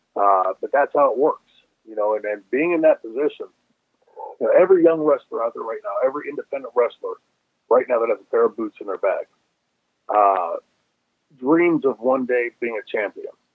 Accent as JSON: {"language": "English", "town": "Pittsburgh", "region": "Pennsylvania", "country": "United States", "tie": "born or raised there", "said": "we grew up here in Pittsburgh"}